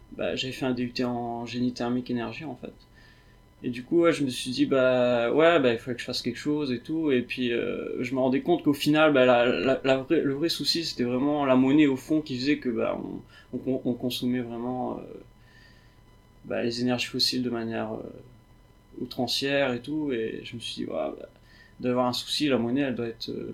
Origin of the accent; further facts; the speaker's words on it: Réunion; je viens de la Réunion